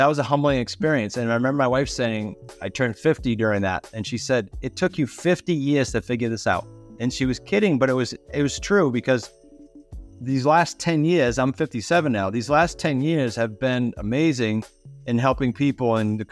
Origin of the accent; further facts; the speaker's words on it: Massachusetts, United States; moved away as an adult; now in Rhode Island, United States; I'm in Rhode Island, but I grew up in Massachusetts